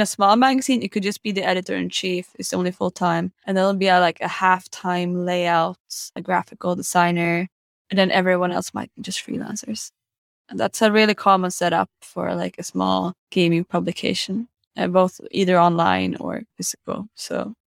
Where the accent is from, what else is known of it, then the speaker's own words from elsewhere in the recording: Stockholm, Stockholm County, Sweden; I'm from Stockholm.